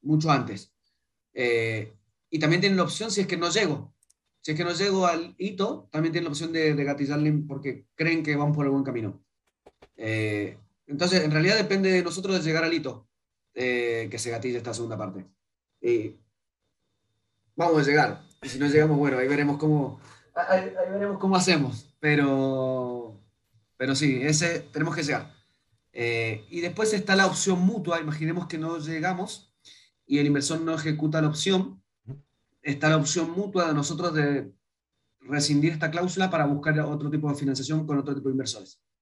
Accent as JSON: {"language": "Spanish", "region": "Mendoza", "country": "Argentina", "moved": "as an adult", "lives_now": "Chile", "said": "venimos de Mendoza. Eh, no es ni la ciudad, no es ciudad capital de Argentina. Entonces vos decís, soy de Mendoza."}